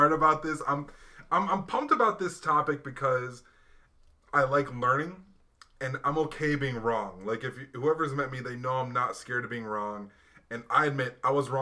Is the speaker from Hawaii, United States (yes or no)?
yes; Hawaii, United States; moved away; I grew up in Hawaii